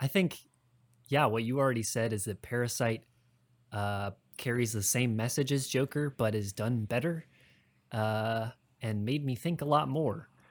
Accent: Midwest, United States; grew up in the Midwest

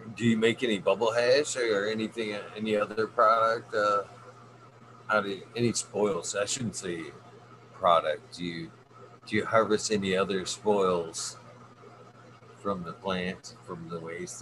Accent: Michigan, United States; my home state

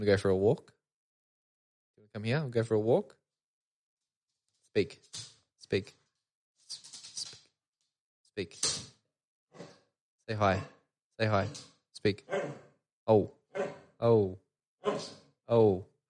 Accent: Sydney, New South Wales, Australia; I'm from Sydney, man.

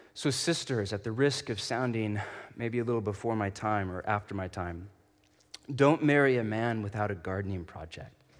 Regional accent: Portland, Oregon, United States; I'm from Portland

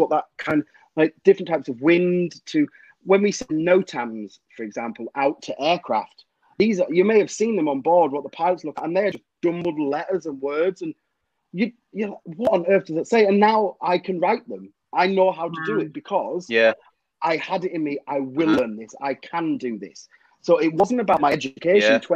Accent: Cumbria, North West England, United Kingdom; I'm from Cumbria

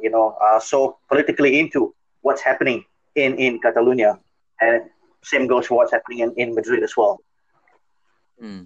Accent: Malaysia; growing up in Malaysia

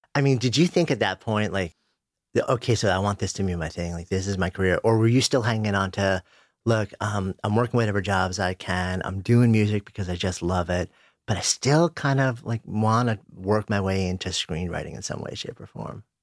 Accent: New York, United States; I'm a New Yorker, I grew up just outside of New York, I've been in the city for thirty years

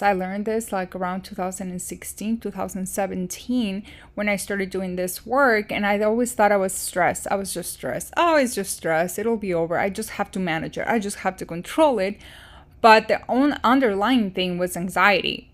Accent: Chicago, Illinois, United States; moved away as an adult; also born or lived in Iowa City, Iowa; my hometown and, um, Chicago area

